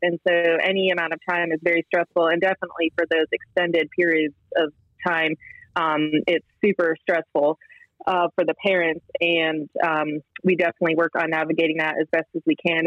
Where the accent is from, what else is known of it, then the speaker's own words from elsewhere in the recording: Western Massachusetts, United States; moved away as an adult; also born or lived in Columbia, South Carolina / Pittsburgh / Rochester, New York; now in Charlotte, United States; I'm originally from Western Massachusetts